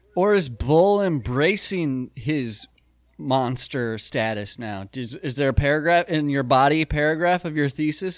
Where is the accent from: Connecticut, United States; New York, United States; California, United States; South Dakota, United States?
South Dakota, United States; we grew up in South Dakota